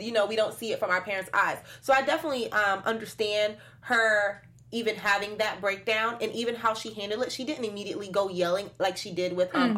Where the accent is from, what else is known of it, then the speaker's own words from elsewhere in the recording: Florida, United States; I'm from Florida, so there's like no sense of mm. snow